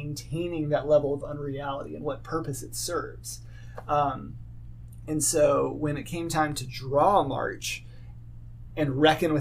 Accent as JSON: {"language": "English", "town": "Little Rock", "region": "Arkansas", "country": "United States", "moved": "as an adult", "lives_now": "Indiana, United States", "said": "as an Arkansan, as a Southerner"}